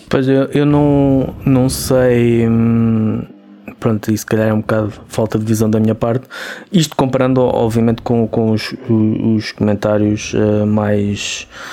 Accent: Portugal; nós, nós somos portugueses

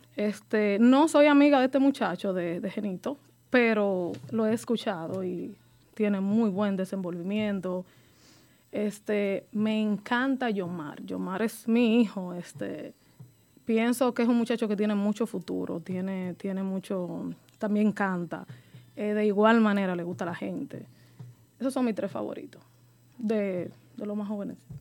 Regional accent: Mata Bonita, near Nagua, María Trinidad Sánchez, Dominican Republic; De Matabonita

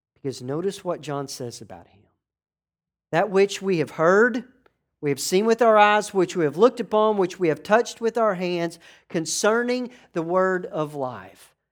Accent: New York, United States; I'm from New York

